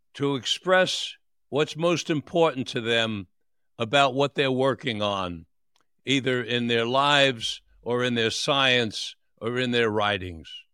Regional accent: New York City, New York, United States; born or raised there; also born or lived in Florida

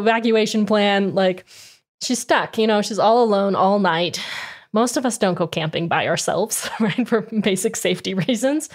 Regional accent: Arizona, United States; I grew up in Arizona

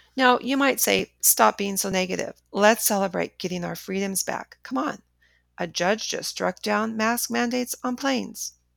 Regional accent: Los Angeles, California, United States; a California girl born and raised in Los Angeles, except for the years when my, my family was traveling abroad

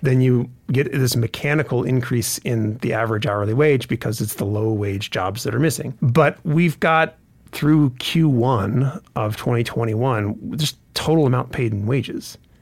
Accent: Grants Pass, Oregon, United States; now in Montana, United States; I grew up in Grants Pass, Oregon

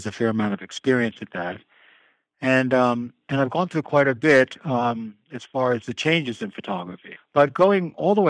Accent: New York City, New York, United States; I'm a New Yorker, and so I was home in Manhattan

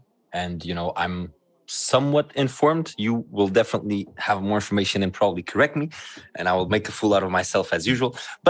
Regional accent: Lisbon, Portugal; I'm Portuguese, I'm from Lisbon

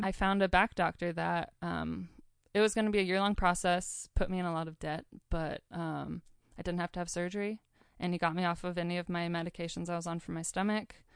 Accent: Sandpoint, Idaho, United States; moved away as an adult; also born or lived in Mission Viejo, California / Spokane, Washington; now in Seattle, United States; when I was about four, about to turn five, we moved to the beautiful Sandpoint, Idaho. Um, and that's where my youngest sister Holly was born. And we've all grown up here

